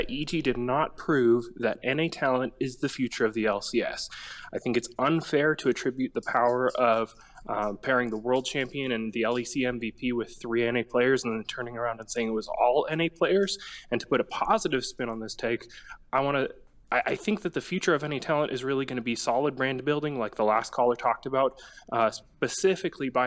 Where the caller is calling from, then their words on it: Jackson, Tennessee, United States; calling from Jackson, Tennessee.